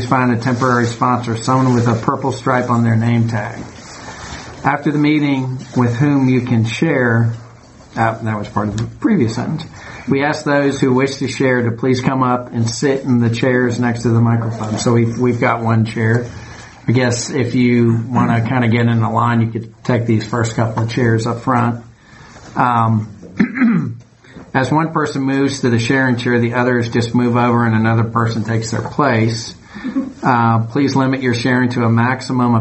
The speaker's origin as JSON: {"language": "English", "region": "New York", "country": "United States", "tie": "born or raised there", "moved": "yes", "lives_now": "Georgia, United States", "said": "I grew up in New York"}